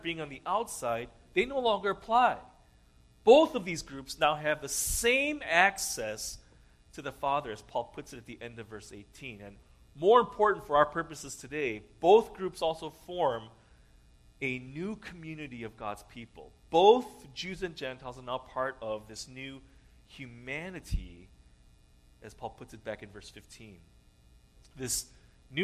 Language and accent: English; United States; I was born here in the States, and so I am what the U.S. Constitution describes as a natural-born citizen